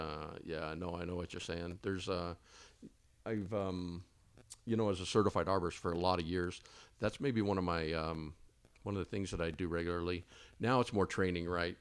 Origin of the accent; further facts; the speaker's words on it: Texas, United States; also born or lived in Twin Falls, Idaho; now in Boise, United States; I'm from Texas